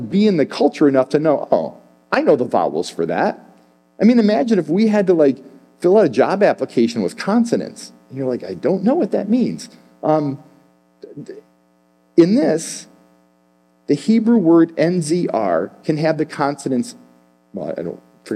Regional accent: Chicago, Illinois, United States; I'm from Chicago

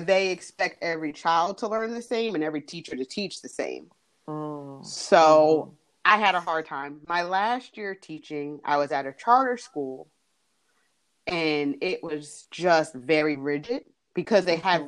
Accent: New Jersey, United States; moved away as an adult; now in North Carolina, United States; I am originally from New Jersey, but have been in North Carolina since 2001. Uh, I came to college down here and stayed

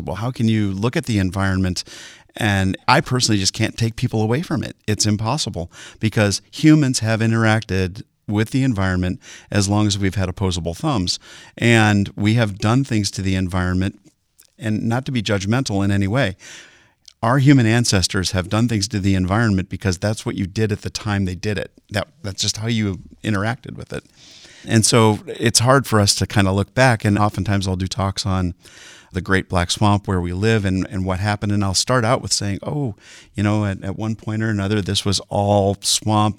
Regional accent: Sylvania, Ohio, United States; also born or lived in Bowling Green, Ohio; I'm originally from Sylvania, just west of Toledo

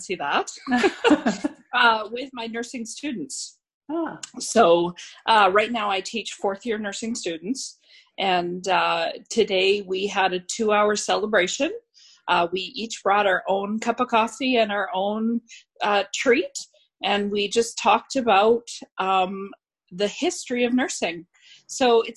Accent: Scotland, United Kingdom; now in Canada; as a Scotswoman

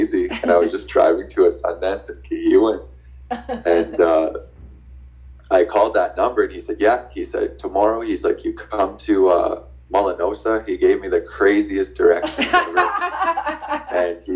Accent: Saskatoon, Saskatchewan, Canada; also born or lived in North Battleford; growing up in Saskatoon in the inner city.

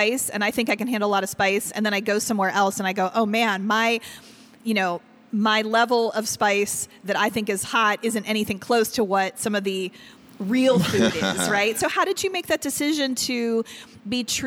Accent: Pittsburgh, Pennsylvania, United States; now in Cleveland, United States; I'm originally from Pittsburgh

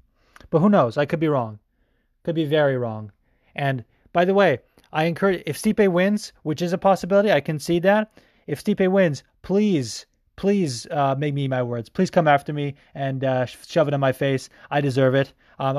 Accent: California, United States; And I'm from California.

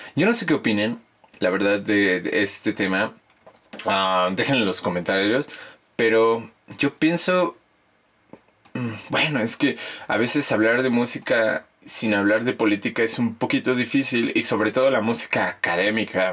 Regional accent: Mexico; also born or lived in Mexico City; nosotros, como los mexicanos

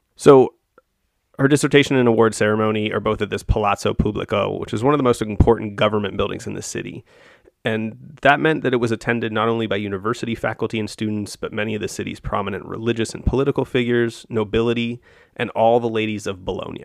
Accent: United States; as an American

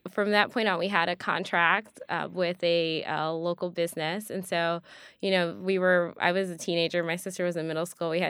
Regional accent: Evanston, Illinois, United States; because I am originally from Evanston, Illinois.

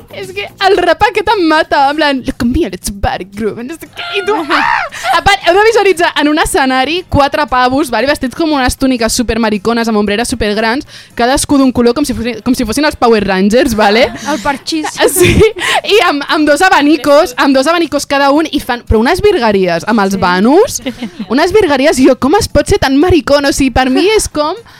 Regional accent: Sant Celoni, Catalonia, Spain; és del meu poble, és de Sant Celoni

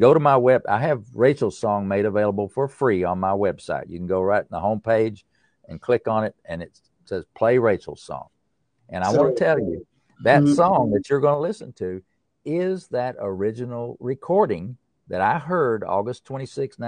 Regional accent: East Tennessee, United States; I'm from the East Tennessee, up in the mountains. I grew up in a valley

